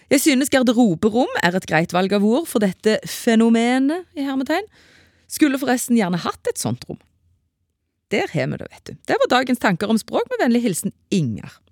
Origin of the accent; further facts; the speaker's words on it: Vestland, Norway; Jeg vokste opp i Indre Sogn.